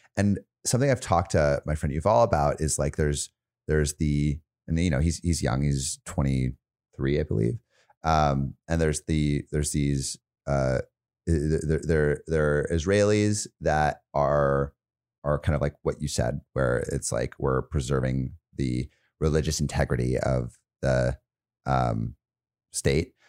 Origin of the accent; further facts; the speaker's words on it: United States; as American